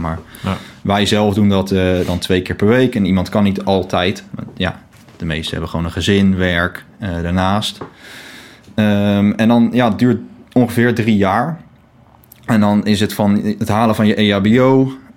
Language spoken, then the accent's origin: Dutch; The Hague, South Holland, Netherlands; ik woon op Scheveningen. al mijn hele leven.